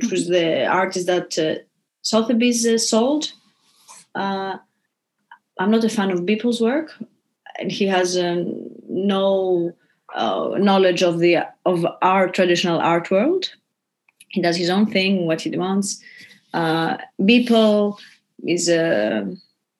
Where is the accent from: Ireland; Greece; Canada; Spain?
Greece; now in New York, United States; I'm from Greece